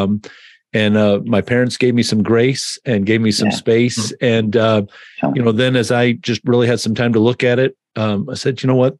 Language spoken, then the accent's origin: English; Detroit, Michigan, United States; grow up with the pastors that we had there